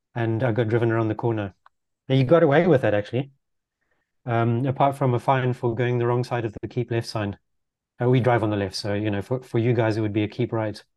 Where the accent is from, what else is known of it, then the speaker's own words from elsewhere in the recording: Zimbabwe; also born or lived in Netherlands; now in London, United Kingdom; growing up in Zimbabwe